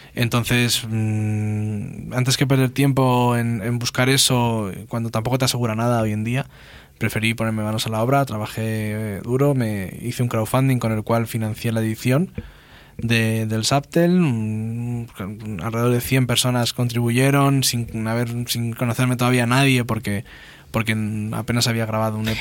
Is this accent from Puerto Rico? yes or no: no; Spain; first language Spanish; also born or lived in Leeds, United Kingdom; Yo nunca pensé que un chaval español podía eh, recibí tanto cariño de un público inglés.